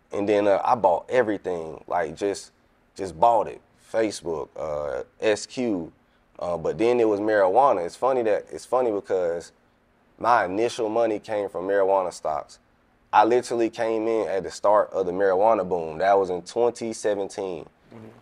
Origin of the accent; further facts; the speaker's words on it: Atlanta, Georgia, United States; moved away; also born or lived in Kansas City / Savannah, Georgia; I'm from Atlanta, but I was uh in Kansas when I left